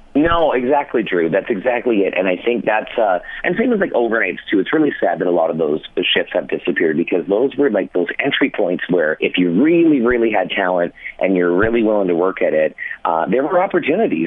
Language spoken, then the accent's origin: English; London, Ontario, Canada; also born or lived in Windsor, Ontario; now in Vancouver, Canada; I lived in London, Ontario. Well, I, I was born in Windsor uh, moved when I was seven to London